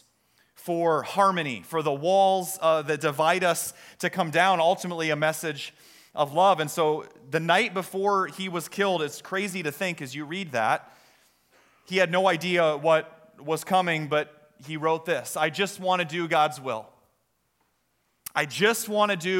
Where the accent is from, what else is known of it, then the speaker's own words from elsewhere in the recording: Story City, Iowa, United States; now in Des Moines, United States; I grew up in Story City, and our town celebration is Scandinavian Days